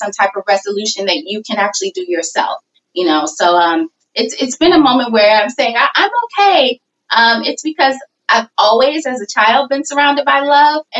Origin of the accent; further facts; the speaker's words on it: St. Louis, Missouri, United States; I grew up in St. Louis, Missouri.